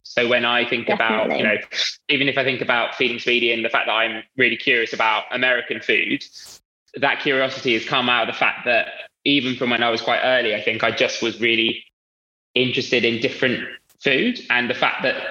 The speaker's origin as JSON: {"language": "English", "region": "London", "country": "United Kingdom", "tie": "born or raised there", "said": "I'm from Northwest London. So there's quite a big Indian community where I live. And so a lot of my friends growing up were Indian"}